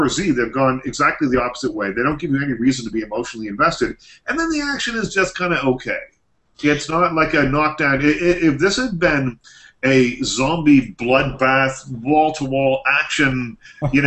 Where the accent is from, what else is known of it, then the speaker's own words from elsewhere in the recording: Nova Scotia, Canada; These are my people. I'm from Nova Scotia